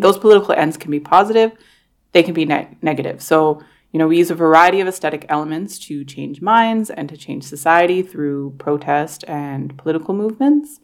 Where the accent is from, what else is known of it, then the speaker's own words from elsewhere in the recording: Toronto, Ontario, Canada; growing up in Toronto, we did celebrate Black History Month